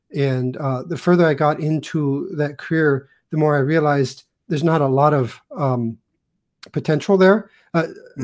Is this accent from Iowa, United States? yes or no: yes; Iowa, United States; I grew up in Iowa. I'm like a sixth generation Iowan